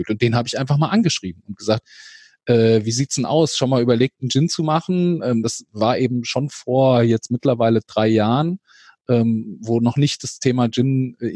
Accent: Wiesbaden, Hesse, Germany; wo tatsächlich auch Wiesbaden wieder auf dem Etikett steht. Weil ich eben meine Heimatstadt auch so gerne mag.

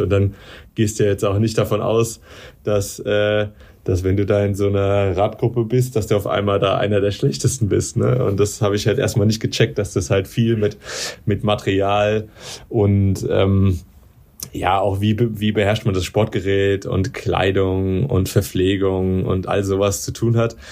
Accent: Darmstadt, Hesse, Germany; ich komme ja aus Darmstadt

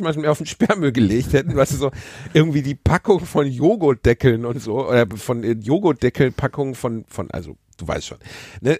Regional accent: Gelsenkirchen, North Rhine-Westphalia, Germany; da, wo ich aufgewachsen bin, war eine lange Spielstraße, die wie so ein S durch die, durch die schwarze Straße ging. Und bei uns war eh insgesamt wenig Verkehr

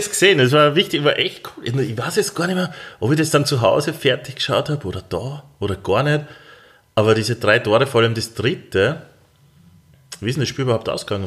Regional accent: Austria; als Österreicher

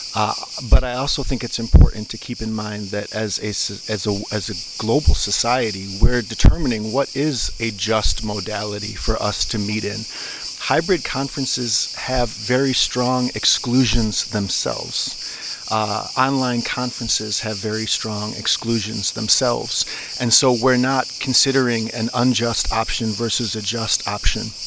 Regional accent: Brazil; we have a lot of people from from my country, from Brazil

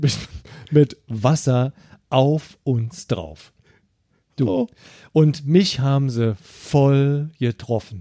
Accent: Eifel, Germany; bei uns in der Eifel. Wir haben eine große Familie

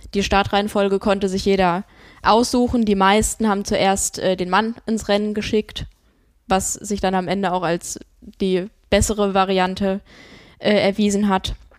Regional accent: Rodgau, Hesse, Germany; now in Bremen, Germany; Ich war in Jügesheim, in meiner Heimat

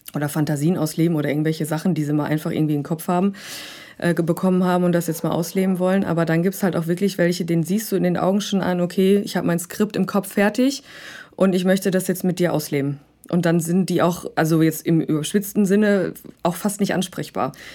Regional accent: Rhineland, Germany; moved away as an adult; now in Hamburg, Germany; ursprünglich komme ich aus dem Rheinland

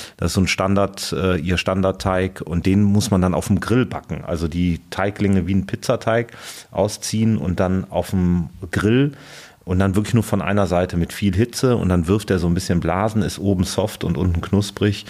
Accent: Cologne, North Rhine-Westphalia, Germany; now in Berlin, Germany; ich als gebürtiger Kölner

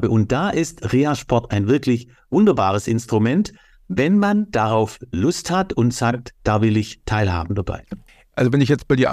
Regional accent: Baden-Württemberg, Germany; Das ist als Schwabe für mich nicht.

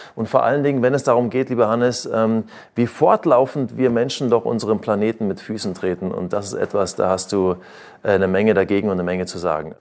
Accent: Germany; bei uns in Deutschland

